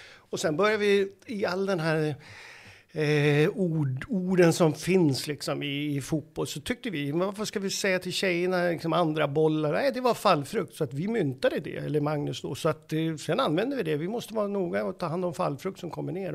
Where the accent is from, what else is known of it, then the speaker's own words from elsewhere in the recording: Uppsala, Uppsala County, Sweden; när jag växte upp i Uppsala